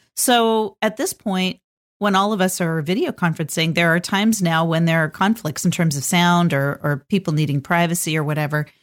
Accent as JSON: {"language": "English", "region": "California", "country": "United States", "tie": "born or raised there", "moved": "yes", "lives_now": "Portland, United States", "said": "I grew up in California and nobody had basements"}